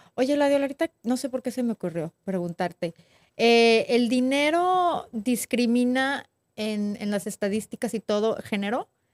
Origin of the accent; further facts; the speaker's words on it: northern Mexico, Mexico; Yo también soy del norte.